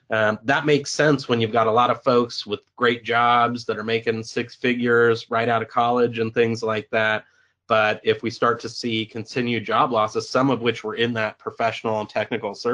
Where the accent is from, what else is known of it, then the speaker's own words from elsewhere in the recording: California, United States; I'm from California specifically.